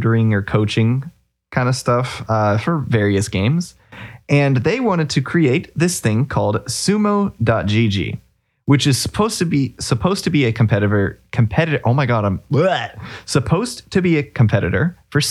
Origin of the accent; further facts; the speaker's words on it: United States; I am from America